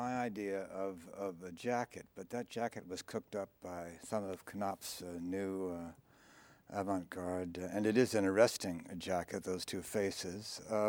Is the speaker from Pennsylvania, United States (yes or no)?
yes; Shillington, Pennsylvania, United States; I was born in the Reading Hospital and was taken to my grandfather's home in Shillington, which is a suburb, streetcar suburb of Reading.